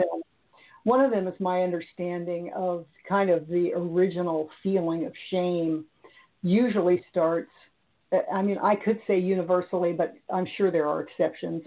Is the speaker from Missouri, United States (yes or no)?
yes; Missouri, United States; i was raised in Missouri